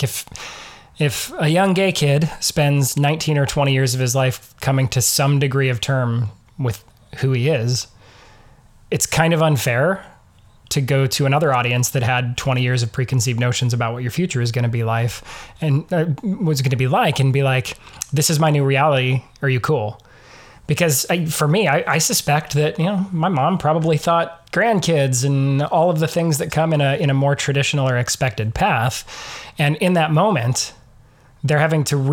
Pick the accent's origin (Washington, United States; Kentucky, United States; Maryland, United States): Washington, United States; Eastern; I grew up in Eastern Washington in a fairly conservative evangelical